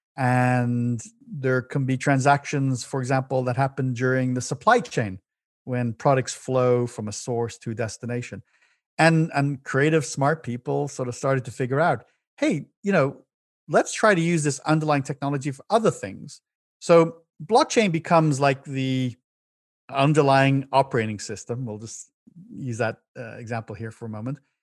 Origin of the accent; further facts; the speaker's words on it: Dublin, Leinster, Ireland; moved away as an adult; now in United States; As born in the big city of Dublin City, in Ireland, and I, I, uh, had an amazing childhood there in youth, and in my twenties, I moved to the U S